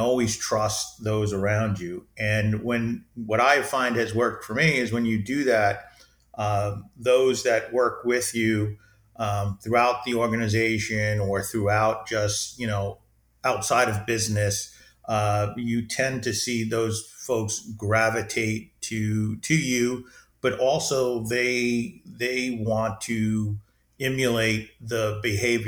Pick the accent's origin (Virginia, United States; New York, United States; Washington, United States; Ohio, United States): New York, United States; New York City; born or raised there